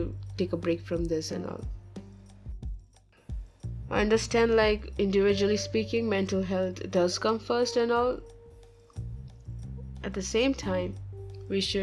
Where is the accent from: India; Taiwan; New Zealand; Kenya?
India; I'm from India, and I'm an Orthodox Christian